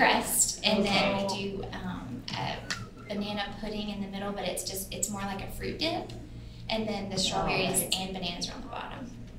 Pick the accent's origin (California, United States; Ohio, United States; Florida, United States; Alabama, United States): Alabama, United States; So I am, if you probably can tell from my long vowels, I'm from Alabama.